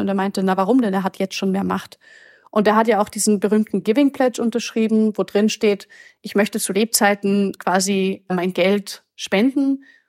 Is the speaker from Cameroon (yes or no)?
no; Austria; Ich komme aus Österreich